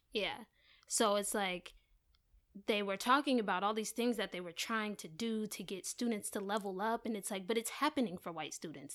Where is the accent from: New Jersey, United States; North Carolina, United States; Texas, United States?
New Jersey, United States; Maplewood; I am from New Jersey